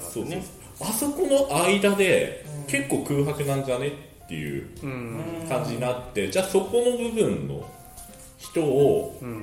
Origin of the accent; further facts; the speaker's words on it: Yamagata, Japan; also born or lived in Edogawa, Tokyo; now in Tokyo, Japan; 地元は山形の東北の山形の方なんですけどももうほぼほぼこっち出てきて